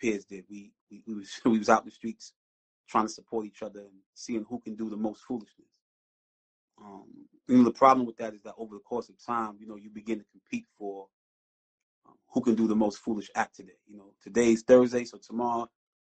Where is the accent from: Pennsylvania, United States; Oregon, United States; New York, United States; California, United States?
New York, United States; New York City; also born or lived in Brownsville, Brooklyn; I was born and raised in East New York, Brooklyn